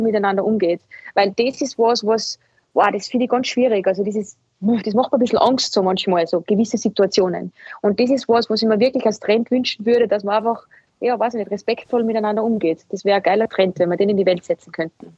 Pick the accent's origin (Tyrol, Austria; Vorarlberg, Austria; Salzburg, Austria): Salzburg, Austria; now in Vienna, Austria; ich bin aus Salzburg, das heißt, ich werde immer ein Dirndl von Salzburg bleiben